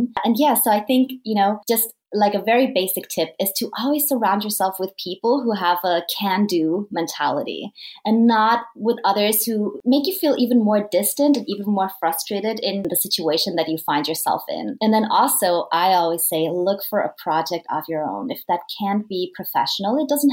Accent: Vienna, Austria; moved away as an adult; also born or lived in United Kingdom / Madrid, Spain; I am from Vienna, Austria

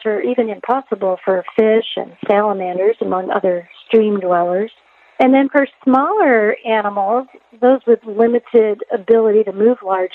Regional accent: upstate New York, United States; moved away as an adult; also born or lived in New Mexico; now in Ellensburg, United States; I grew up outside a small town in upstate New York

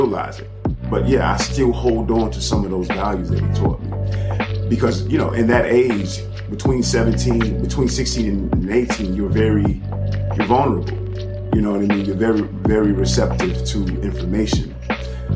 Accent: Miami, Florida, United States; I'm from Miami

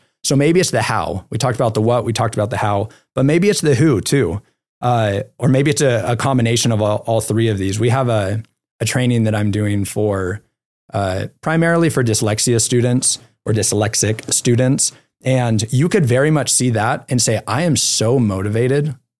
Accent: California, United States; now in Utah, United States; We can't go to the beach here because we're in Utah, but I am from California.

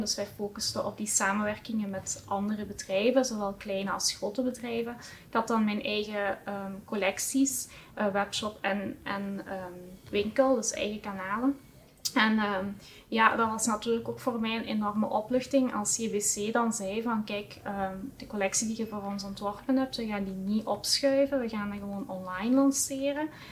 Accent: Heusden-Zolder, Flanders, Belgium; afkomstig van uh, Huszolder

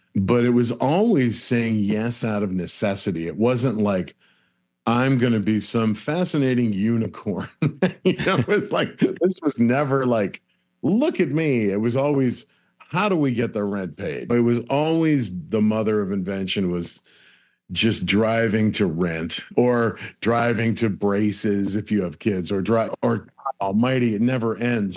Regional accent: Buffalo, New York, United States; now in Los Angeles, United States; a bunch of guys I grew up with in Buffalo

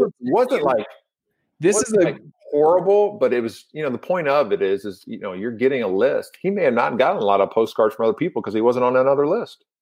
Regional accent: Louisville, Kentucky, United States; I'm from Louisville, Kentucky

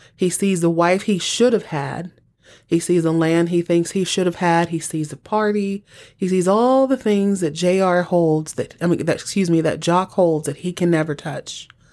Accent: Texas, United States; I was born and raised in Texas

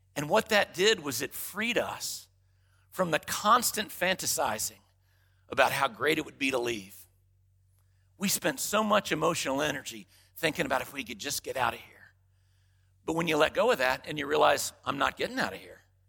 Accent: Dallas, Texas, United States; growing up in Dallas, Texas, late sixties, early seventies

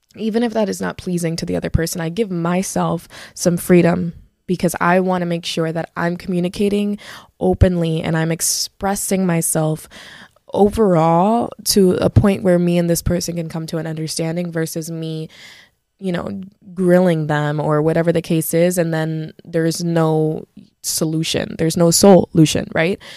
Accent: Broward County, Florida, United States; I grew up in Broward, I'm a Broward girly

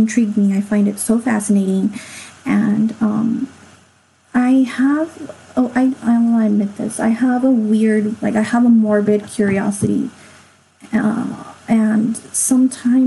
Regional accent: Los Angeles, California, United States; it was in my hometown. I'm from

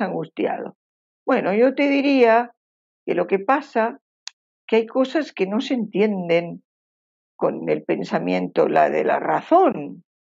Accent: Basque Country, Spain; moved away as an adult; now in Uruguay; al pueblo vasco, yo soy, soy de ese pueblo

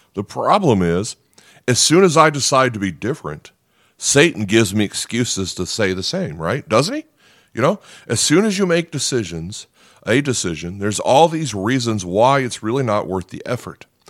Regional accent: Nebraska, United States; I'm not a farm guy, even though I'm from Nebraska

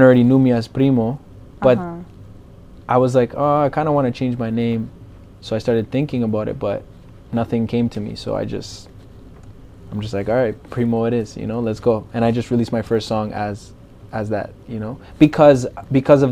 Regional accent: Mississauga, Ontario, Canada; born or raised there; also born or lived in Brampton, Canada / Colombia

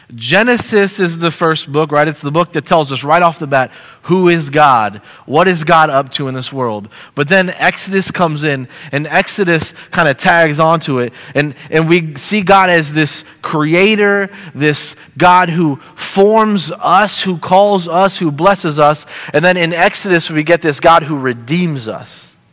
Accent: St. Petersburg, Florida, United States; moved away as an adult; also born or lived in Nashville, Tennessee / South Portland, Maine; I'm from St. Petersburg, Florida, which is in Tampa Bay

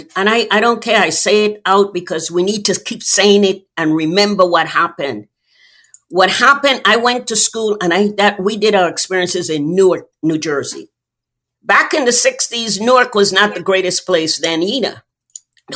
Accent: U.S. Virgin Islands; born or raised there; moved away

